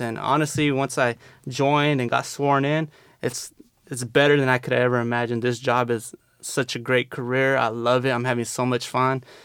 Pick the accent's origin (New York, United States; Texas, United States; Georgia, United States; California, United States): California, United States; San Diego; I grew up in the South Bay here in San Diego